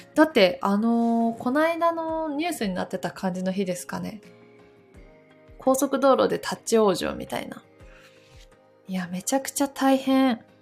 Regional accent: Takayama, Gifu, Japan; moved away; 私の生まれ故郷の岐阜県の飛騨高山に帰っておりました

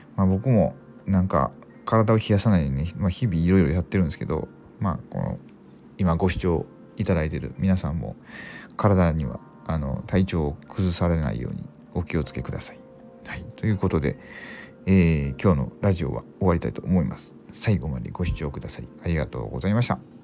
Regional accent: Mie, Japan; 僕三重県なんですけどあの地元が

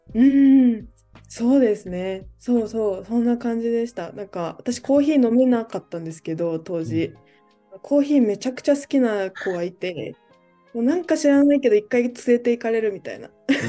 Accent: Osaka, Japan; now in Tokyo, Japan; 1998年に、ま、あの大阪で生まれて

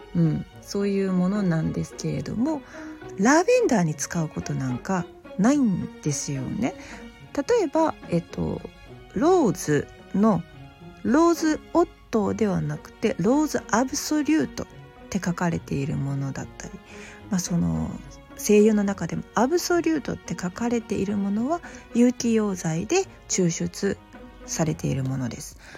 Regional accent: Osaka, Japan; accent: Kansai dialect; 私大阪人なんでちょっと関西弁も交えながら

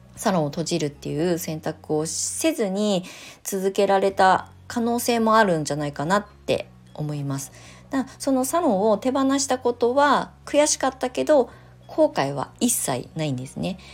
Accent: Kasama, Ibaraki, Japan; 私の実家、茨城県笠間市の、さらに山奥のこの土地でね、私は生まれ育ってきたんですけど

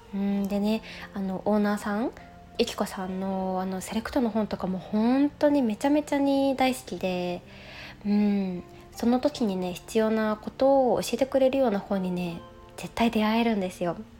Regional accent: Osaka, Japan; 住んで結構長いし長いしというかねここで生まれ育ってます

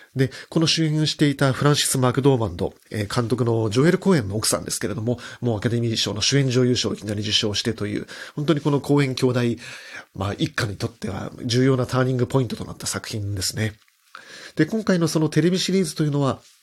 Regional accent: Hokkaido, Japan; 僕が生まれ育った北海道のど田舎みたいなところなんですけれども

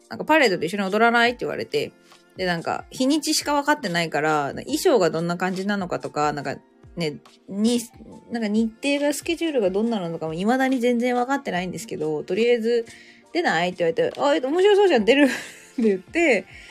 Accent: Japan; now in Cairns, Australia; 日本人私だけ

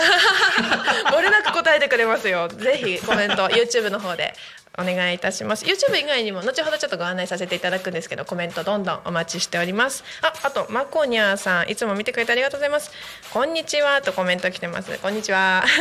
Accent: Narita, Chiba, Japan; 私の地元の成田市というところ

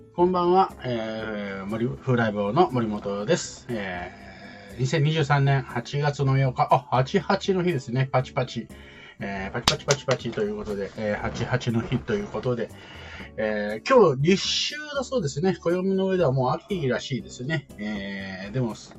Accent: Kansai, Japan; accent: Kansai dialect; moved away; 私も関西人

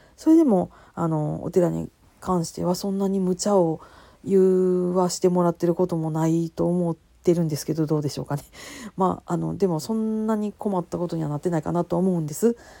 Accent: Kansai, Japan; accent: Kansai-ben; 関西弁でなんやかんやしゃべり散らかす

